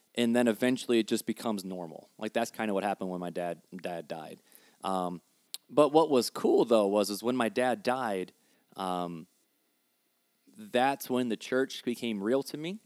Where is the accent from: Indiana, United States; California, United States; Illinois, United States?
Indiana, United States; Hammond; also born or lived in Highland, Indiana; I was born and bred on the streets of Hammond. Hammond, Indiana